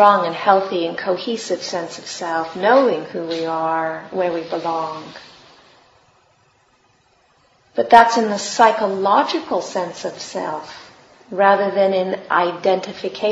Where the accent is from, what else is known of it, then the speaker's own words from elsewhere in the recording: California, United States; moved away; I'm from California